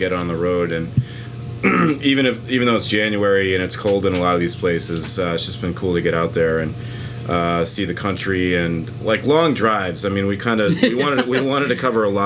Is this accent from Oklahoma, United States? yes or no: no; Boston, Massachusetts, United States; now in New York, United States; growing up in Boston, or the Boston area, which is a small city